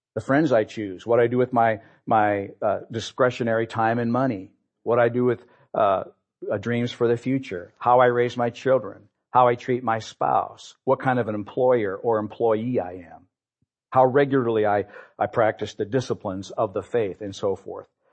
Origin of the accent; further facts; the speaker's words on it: Peoria, Illinois, United States; We grew up here in Peoria